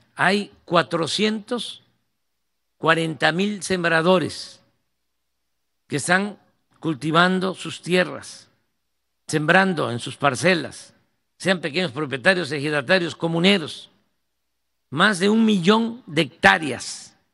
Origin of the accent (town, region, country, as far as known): Mexico